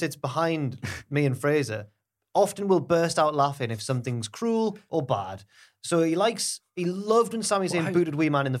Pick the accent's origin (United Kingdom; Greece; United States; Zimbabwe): United Kingdom; England; I'm English?